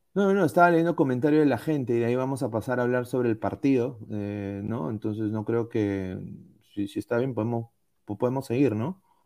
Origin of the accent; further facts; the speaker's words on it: Peru; moved away; Como peruano fuera